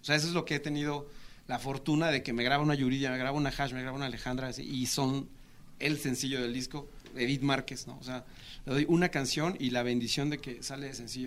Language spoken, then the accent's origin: Spanish; Tulancingo, Hidalgo, Mexico; somos hermanos, somos de Tulancingo Hidalgo y el estar cerca de la capital, pero pues ya en provincia, nos hizo crecer